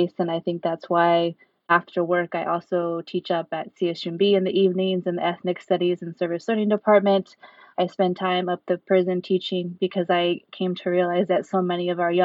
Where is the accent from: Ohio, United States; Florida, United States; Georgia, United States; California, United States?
California, United States; Sacramento; moved away as an adult; also born or lived in Bay Area; now in Salinas, United States; born and raised in Sacramento